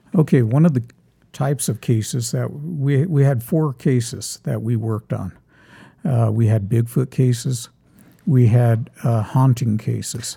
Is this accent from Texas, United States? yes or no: no; Los Angeles, California, United States; moved away; I grew up in Los Angeles.